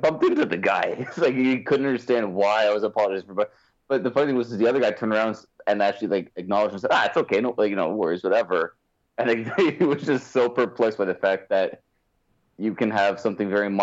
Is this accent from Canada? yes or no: yes; Canada; I'm Canadian as fuck